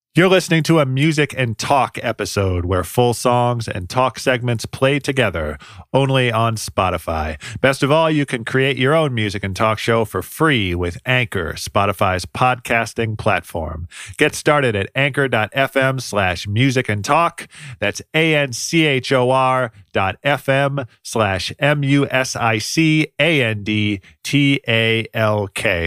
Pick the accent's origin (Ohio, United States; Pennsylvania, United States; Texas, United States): Ohio, United States; moved away as an adult; also born or lived in Oakland, California; I grew up mostly in Ohio and live here again now, but I moved to Oakland, California in two thousand three